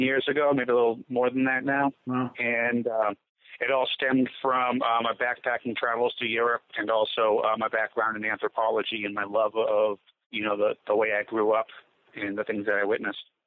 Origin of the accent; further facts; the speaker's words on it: Gloucester, Massachusetts, United States; I grew up in Gloucester, Massachusetts, as part of a Sicilian fishing family.